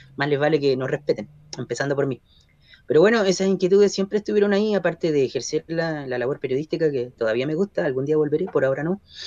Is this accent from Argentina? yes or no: no; Concepción, Biobío, Chile; also born or lived in Talcahuano / Chiguayante / San Pedro de la Paz / Santiago; penquista de corazón, nacido y criado en la zona. Eh, en rigor nací en Talcahuano, pero ah, apenas al día siguiente de nacer en el Hospital Higueras me, vine a vivir a Chihuayante, San Pedro, Concepción